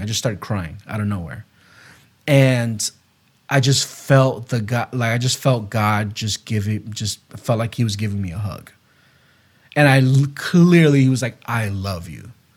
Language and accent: English; West Palm Beach, Florida, United States; moved away; also born or lived in Gainesville, Florida; I went back to my hometown, to West Palm Beach, Florida